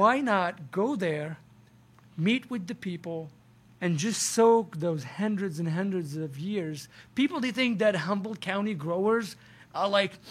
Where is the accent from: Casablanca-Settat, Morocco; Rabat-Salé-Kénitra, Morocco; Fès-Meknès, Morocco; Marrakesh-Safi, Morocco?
Casablanca-Settat, Morocco; Casablanca; moved away; You're landing in my hometown